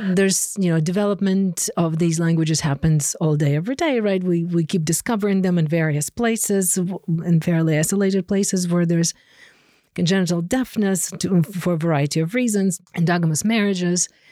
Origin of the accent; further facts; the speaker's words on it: Ukraine; English is a second language; now in Connecticut, United States; I grew up in Ukraine